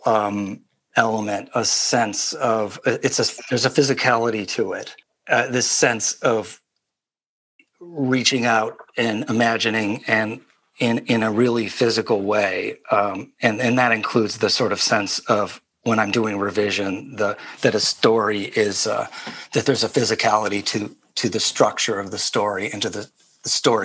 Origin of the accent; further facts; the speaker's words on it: Midwest, United States; moved away as an adult; also born or lived in New York; growing up in the Midwest